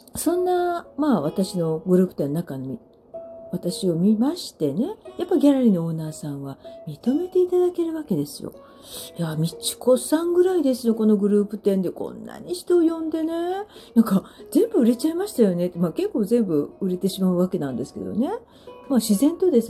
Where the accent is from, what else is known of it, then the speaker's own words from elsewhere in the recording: Sagamihara, Kanagawa, Japan; 地元の相模原